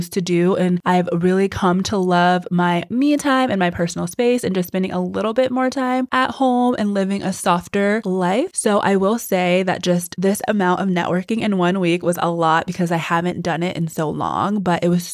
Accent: Texas, United States; moved away; I grew up in Texas. So this is like my hometown. Texas, especially Houston, has a very special place in my heart.

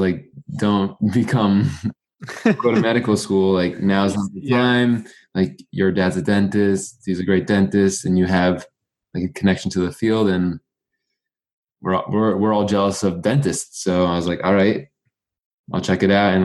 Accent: New York City, New York, United States; also born or lived in St. Louis, Missouri; now in Stony Brook, United States; So I was born in New York City. I went to high school in Brooklyn

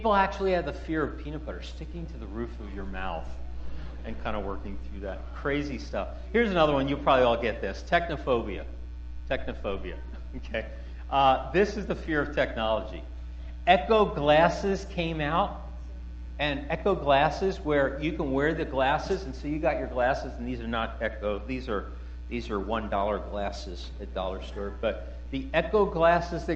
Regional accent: Philadelphia, Pennsylvania, United States; I grew up in Philadelphia, West Philadelphia, born and raised

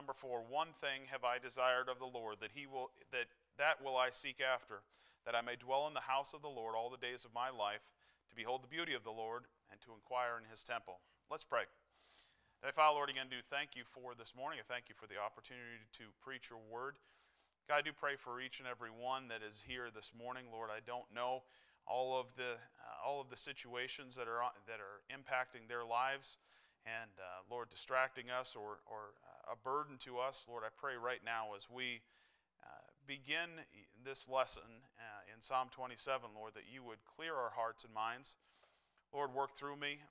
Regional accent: New Hampshire, United States; moved away as an adult; now in Iowa, United States; I grew up in New Hampshire

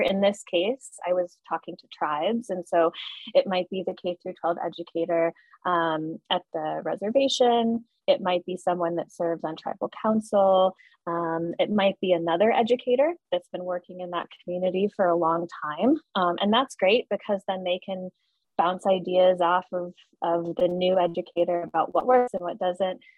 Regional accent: Colorado, United States; moved away; I'm originally coming from Colorado

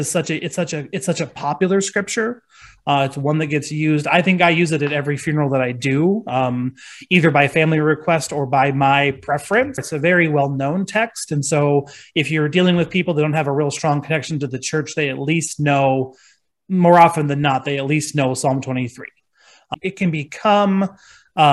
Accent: Gregory, South Dakota, United States; moved away; also born or lived in Canton; I ended up going home to my hometown of Gregory, South Dakota

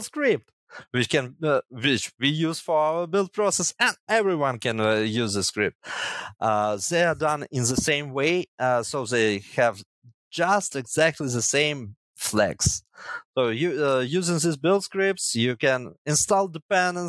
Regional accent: Chernihiv, Chernihiv Oblast, Ukraine; originally I'm from Chernihiv and studied here in Chernihiv Technological University

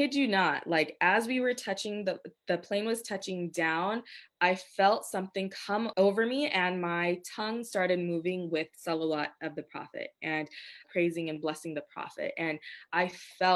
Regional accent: United States; I was from America

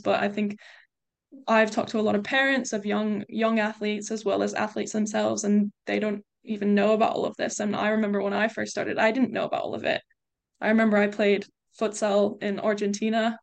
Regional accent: United States; moved away as an adult; also born or lived in England; now in United Kingdom; I grew up in the States

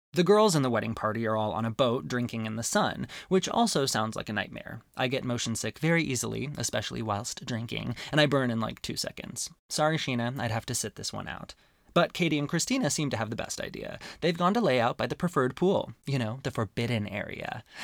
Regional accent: Arizona, United States; growing up in Arizona

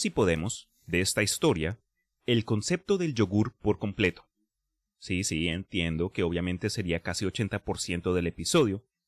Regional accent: Colombia; Yo me acuerdo en Colombia, en geografía de, la, de Sudamérica, específicamente geografía colombiana, eso mi mamá me mantuvo en el cuarto para que yo estudiara

